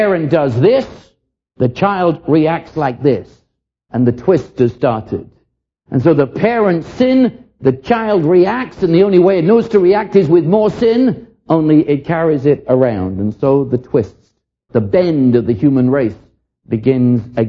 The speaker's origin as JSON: {"language": "English", "region": "London", "country": "United Kingdom", "tie": "born or raised there", "said": "I was raised in London during the war"}